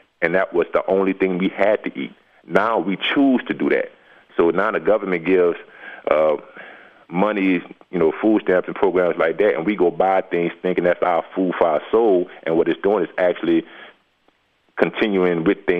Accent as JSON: {"language": "English", "region": "the South", "country": "United States", "tie": "born or raised there", "said": "but we grew up in the South, and nobody wanted to farm."}